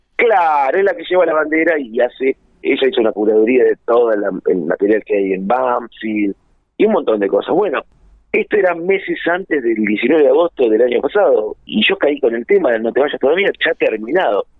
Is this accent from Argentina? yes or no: yes; Junín, Buenos Aires Province, Argentina; moved away as an adult; yo soy nacido en Buenos Aires, pero obviamente mi familia es de Junín, mi padre y mi madre, y nos venimos a vivir a Junín